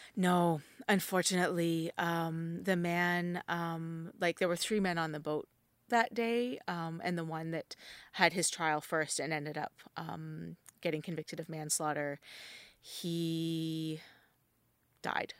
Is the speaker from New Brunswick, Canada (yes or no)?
yes; New Brunswick, Canada; moved away; I grew up in New Brunswick